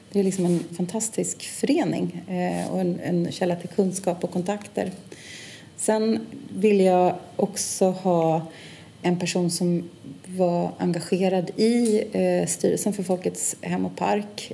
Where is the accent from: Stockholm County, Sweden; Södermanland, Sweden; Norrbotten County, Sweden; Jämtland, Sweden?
Stockholm County, Sweden; Stockholm; född och uppvuxen i Stockholm och är också verksam här.